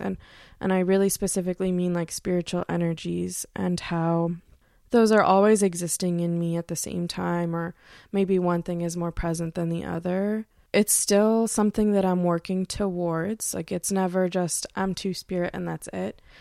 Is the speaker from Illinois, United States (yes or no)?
no; Pontiac, Michigan, United States; now in Bellefonte, United States; I'm originally from the Detroit area, actually Pontiac, Michigan.